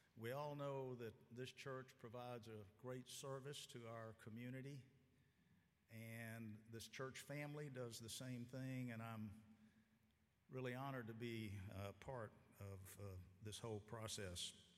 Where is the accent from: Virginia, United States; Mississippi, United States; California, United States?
Mississippi, United States; Aberdeen; moved away as an adult; also born or lived in Memphis, Tennessee; raised in Aberdeen, Mississippi, which is a small town in the northeastern part of the state